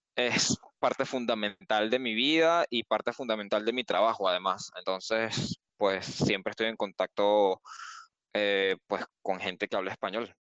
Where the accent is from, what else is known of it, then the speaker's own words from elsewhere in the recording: Caracas, Capital District, Venezuela; accent: Venezuelan; moved away as an adult; now in Brno, Czech Republic; soy de Caracas, vivo actualmente en Verno